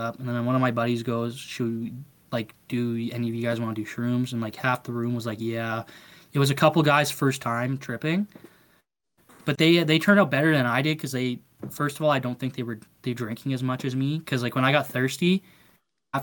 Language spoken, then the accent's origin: English; Battleford, Saskatchewan, Canada; moved away; I was born in a place called North Battleford. And we grew up in Battleford.